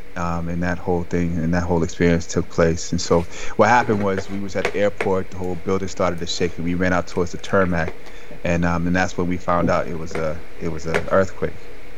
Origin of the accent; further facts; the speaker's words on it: Boston, Massachusetts, United States; also born or lived in Brooklyn, New York; I want to say late 70s to Brooklyn, New York, where I was born, and I moved out here to Boston, where I was raised.